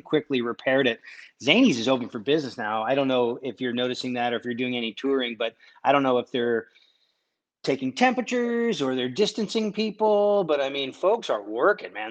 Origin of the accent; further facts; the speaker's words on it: Connecticut, United States; I'm, I'm from Connecticut. I'm kinda like an East Coast kid